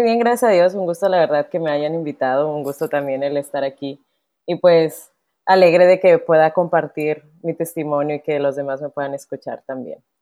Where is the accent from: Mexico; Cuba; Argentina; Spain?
Mexico; Monterrey, Nuevo León; accent: norteño; soy de aquí, de Monterrey, eh, soy regia totalmente